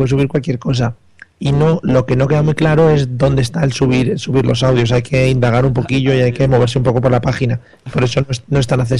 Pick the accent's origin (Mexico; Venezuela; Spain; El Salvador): Spain; que somos españoles, hombre, que el inglés lo tenemos flojete.